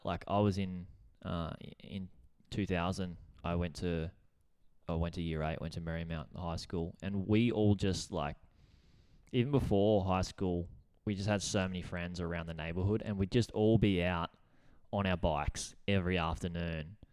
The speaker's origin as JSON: {"language": "English", "town": "Gold Coast", "region": "Queensland", "country": "Australia", "tie": "born or raised there", "said": "living in Burley on the Gold Coast, we moved up when I was, like, our family moved up when we were ten"}